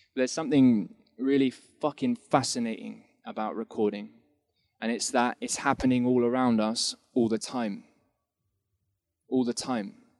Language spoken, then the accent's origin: English; England, United Kingdom; moved away; So I'm initially from England, and I've been here a while though.